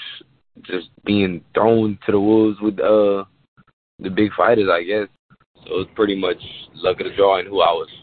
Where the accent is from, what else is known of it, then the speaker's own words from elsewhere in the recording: Lafayette, Louisiana, United States; from Lafayette, Louisiana